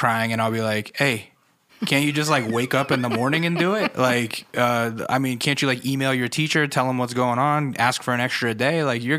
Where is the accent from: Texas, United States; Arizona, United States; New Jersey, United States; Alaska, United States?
Alaska, United States; I grew up in Alaska on an Air Force base. There was nothing to do except bowling on Saturday mornings.